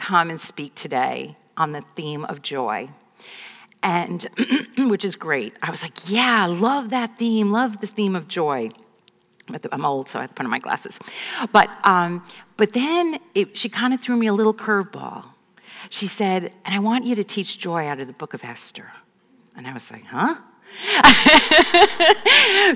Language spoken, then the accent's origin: English; right outside the Bronx, New York, United States; I grew up right outside the Bronx